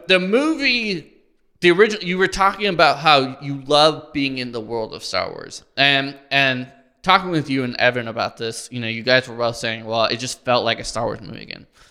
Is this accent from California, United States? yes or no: no; Illinois, United States; moved away; my hometown of Illinois